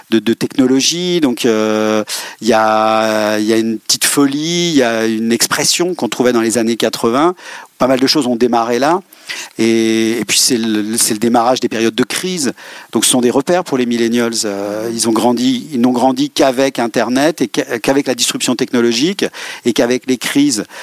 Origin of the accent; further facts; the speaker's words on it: Rennes, Brittany, France; Oui, je suis né à Rennes.